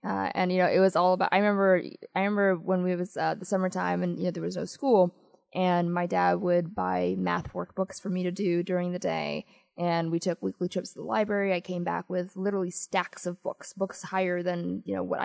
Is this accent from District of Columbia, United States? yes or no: yes; Washington, District of Columbia, United States; also born or lived in Addis Ababa, Ethiopia / Montgomery County, Maryland; I came, so my dad came to the United States, to D.C. when I was a little more than 1 year old. And then he sent it for my mother and I when I was about 2 years and 9 months